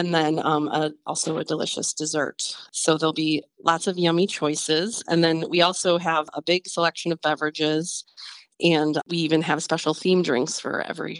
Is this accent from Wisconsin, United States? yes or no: yes; Fredonia, Wisconsin, United States; moved away; also born or lived in Grafton, Wisconsin; my family moved just outside of Fredonia up in northern Ozaukee County. So that's where I grew up. So, you know, about a 10, 15 minute drive from Grafton.